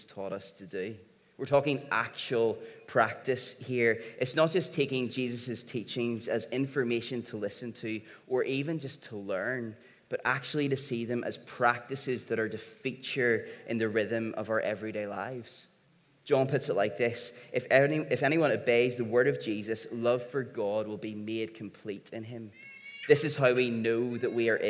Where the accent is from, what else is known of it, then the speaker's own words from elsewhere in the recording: Northern Ireland, United Kingdom; being from here, being Northern Irish